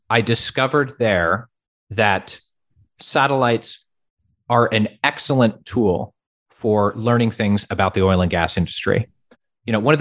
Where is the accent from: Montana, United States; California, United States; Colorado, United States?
Colorado, United States; Grew up in Colorado, which is also where I went to college at Colorado State University.